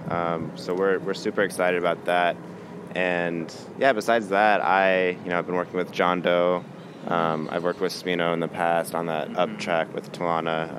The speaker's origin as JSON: {"language": "English", "town": "Kansas City", "region": "Missouri", "country": "United States", "tie": "born or raised there", "moved": "yes", "lives_now": "Chicago, United States", "said": "I grew up in Kansas City, Missouri"}